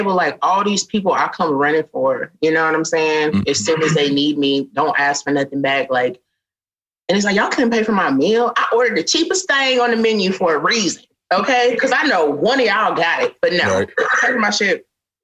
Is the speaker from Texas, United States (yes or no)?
yes; Texas, United States; moved away as an adult; now in Los Angeles, United States; I'm from Texas. I felt like Texas is home